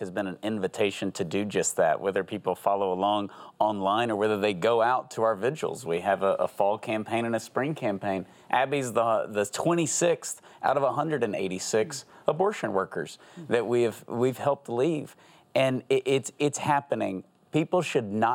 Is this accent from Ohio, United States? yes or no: no; Texas, United States; I'm from Texas.